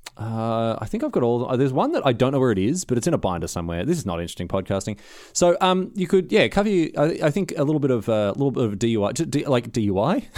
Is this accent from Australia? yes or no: yes; Australia; moved away; I'm Australian.